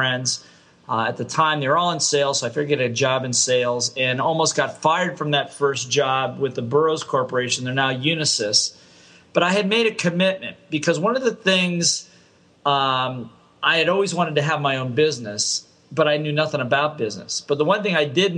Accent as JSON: {"language": "English", "region": "Ohio", "country": "United States", "tie": "born or raised there", "also_born_or_lived": "Hawaii", "moved": "as an adult", "said": "I grew up in the Midwest in Ohio State"}